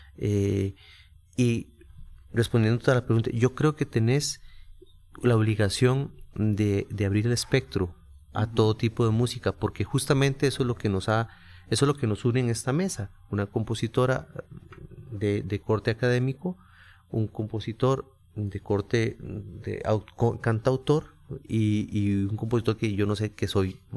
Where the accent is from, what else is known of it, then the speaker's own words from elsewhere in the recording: San José, Costa Rica; por ser costarricense y haber nacido en, San José y creado en el barrio Carmen de la Juela